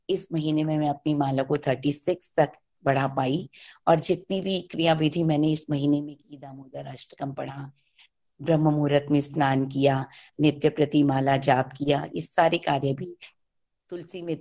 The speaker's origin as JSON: {"language": "Hindi", "region": "Delhi", "country": "India", "said": "दिल्ली से हूँ"}